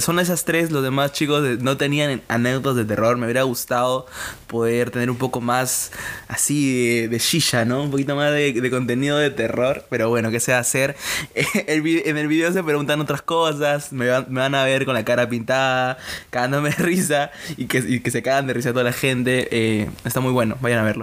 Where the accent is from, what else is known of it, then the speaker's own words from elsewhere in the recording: Casma, Ancash, Peru; soy de Casma, eh, Ancash